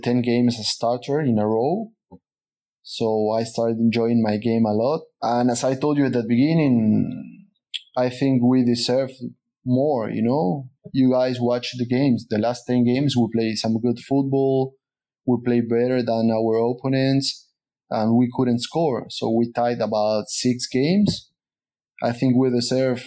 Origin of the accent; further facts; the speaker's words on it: Peru; moved away as an adult; also born or lived in Sweden / Canada; I choose to return to Peru. And then Canada was my third experience out of my country